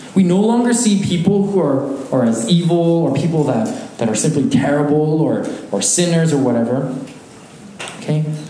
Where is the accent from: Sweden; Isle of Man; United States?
United States; Alaska; moved away; Growing up in Alaska, a small community